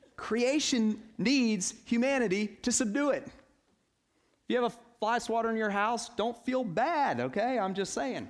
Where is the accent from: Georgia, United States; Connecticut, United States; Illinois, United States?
Georgia, United States; Atlanta; I grew up in Atlanta